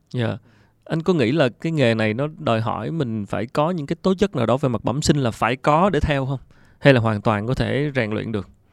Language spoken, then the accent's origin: Vietnamese; Vietnam; mình là người Việt Nam